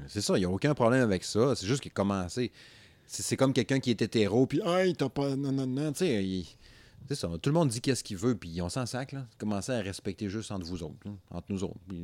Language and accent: French; Quebec, Canada; moved away; dans ma région natale, n'est-ce pas? Le Saguenay-Lac-Saint-Jean